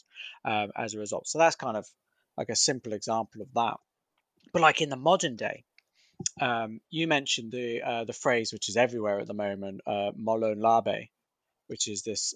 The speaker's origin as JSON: {"language": "English", "country": "United Kingdom", "said": "I'm a Brit"}